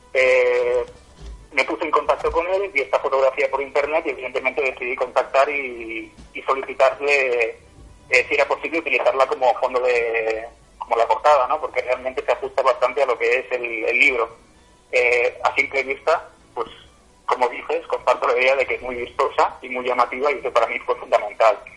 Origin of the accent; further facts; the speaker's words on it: Catalonia, Spain; soy catalán de la tierra